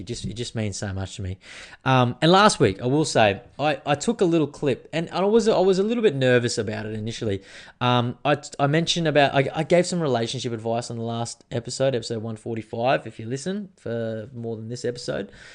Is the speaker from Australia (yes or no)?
yes; Australia; I am Australian, very patriotic in that way